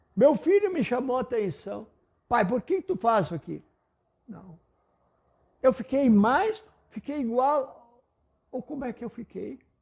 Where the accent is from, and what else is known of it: Panambi, Rio Grande do Sul, Brazil; first language German; Portuguese is a second language